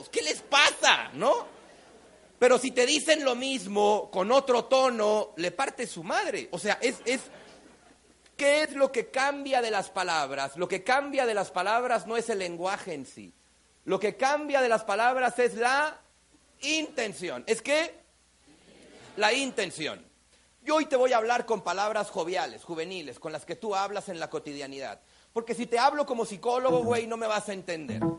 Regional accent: Mexico; Yo soy mexicano, aunque hablo raro. Claro, porque hablo en muchos países y uno tiene que aprender a tener un tono universal.

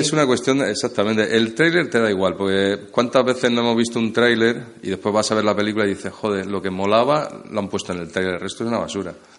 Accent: Motril, Andalusia, Spain; moved away; also born or lived in Madrid; yo soy de Motril

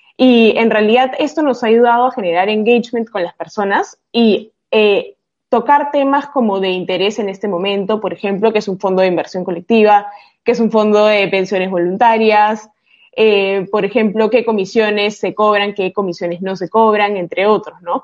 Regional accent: Peru; yo soy peruana

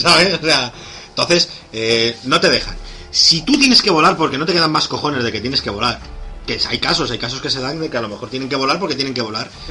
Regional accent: Alcalá de Henares, Community of Madrid, Spain; mi pueblo es una ciudad de 200 200.000 habitantes

